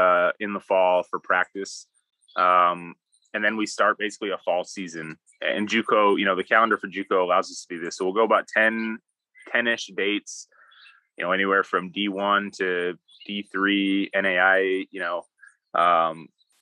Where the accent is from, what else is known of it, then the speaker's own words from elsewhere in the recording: Wisconsin, United States; moved away; I grew up in Wisconsin.